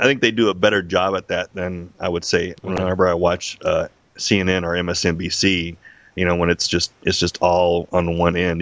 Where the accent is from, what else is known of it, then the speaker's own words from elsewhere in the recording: Las Vegas, Nevada, United States; I'm born born and raised in Las Vegas, a Las Vegas uh, native, uh, which is rare.